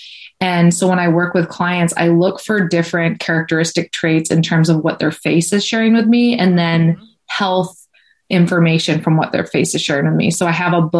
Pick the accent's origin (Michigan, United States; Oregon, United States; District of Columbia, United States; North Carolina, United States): Michigan, United States; now in California, United States; I'm from Michigan, but I moved to California